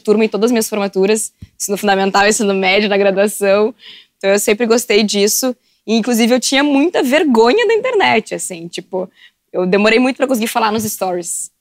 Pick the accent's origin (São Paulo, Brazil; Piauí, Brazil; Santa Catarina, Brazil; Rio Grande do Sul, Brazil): Rio Grande do Sul, Brazil; Porto Alegre; also born or lived in Camaquã; Eu vim pra Porto Alegre no dia que eu nasci